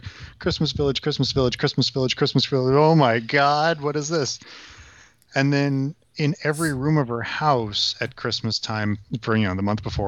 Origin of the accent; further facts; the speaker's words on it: Germany; also born or lived in United States; my parents met in Germany in the 70s, and I'm from there, but I was born in the States.